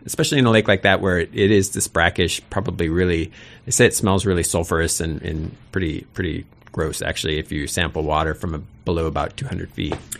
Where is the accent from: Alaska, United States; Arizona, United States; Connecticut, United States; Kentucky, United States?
Alaska, United States; Sitka; I'm from Sitka, and Sitka is the only place that I really wanna live